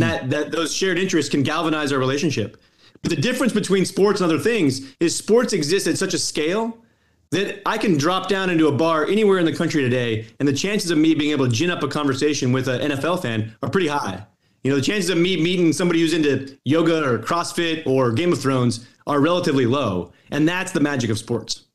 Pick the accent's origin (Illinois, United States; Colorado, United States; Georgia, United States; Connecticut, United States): Colorado, United States; moved away; I'm from Colorado. You know, I don't live in Colorado anymore